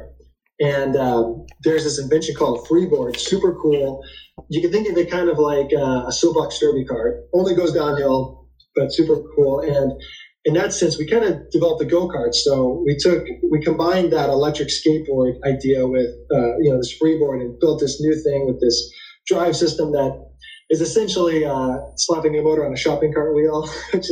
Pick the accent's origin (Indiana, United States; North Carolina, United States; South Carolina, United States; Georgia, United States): Indiana, United States; Indianapolis; my hometown, Indianapolis